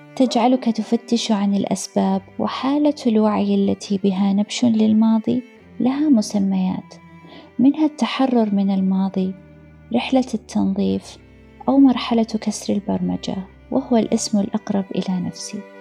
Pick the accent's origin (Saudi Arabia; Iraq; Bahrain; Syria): Saudi Arabia; Riyadh, Riyadh Province; غادرنا الرياض في تلك الفترة. إلى قريتنا الصغيرة، عند جدي